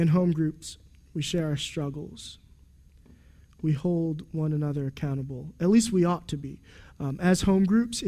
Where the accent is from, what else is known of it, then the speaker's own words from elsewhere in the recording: United States; I'm an American man